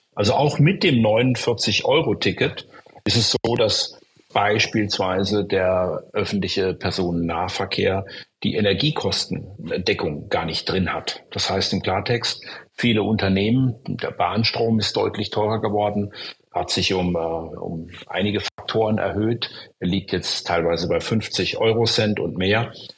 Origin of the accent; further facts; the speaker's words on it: Stuttgart, Baden-Württemberg, Germany; ich komme ja aus Stuttgart, einer Stadt, die davon betroffen war